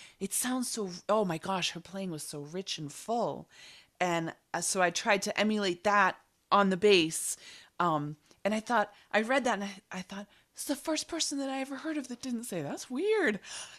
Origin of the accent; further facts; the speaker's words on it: Boston, Massachusetts, United States; So I grew up in Boston, and I'm still in Boston.